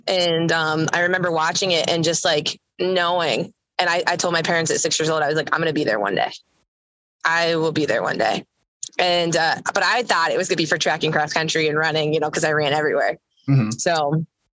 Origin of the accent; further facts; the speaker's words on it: Massillon, Ohio, United States; moved away as an adult; also born or lived in Kentucky; I am from Maslin, Ohio, originally. And my parents have a small little horse farm in Maslin. And I grew up riding horses